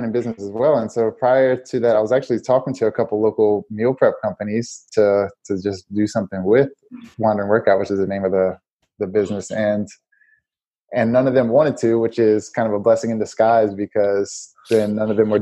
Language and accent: English; New Orleans, Louisiana, United States; I'm from Louisiana, New Orleans, and so we cook a lot down there. And so I grew up on cooking.